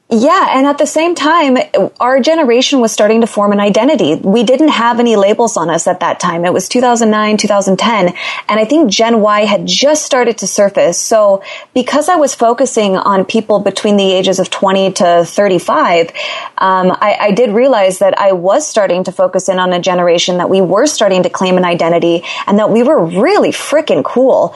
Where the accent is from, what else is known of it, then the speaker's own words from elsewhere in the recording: Los Angeles, California, United States; I'm from Los Angeles, born and raised